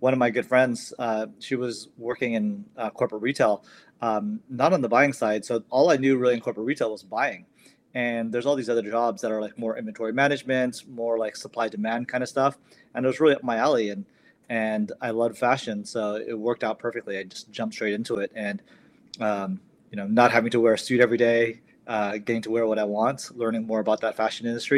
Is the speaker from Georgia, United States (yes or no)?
no; Bay Area, California, United States; We're both from the Bay Area